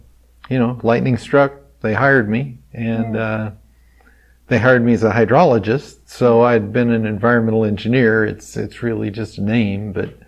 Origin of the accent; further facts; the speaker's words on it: Terre Haute, Indiana, United States; moved away as an adult; now in Lafayette, United States; I grew up in Terre Haute, Indiana.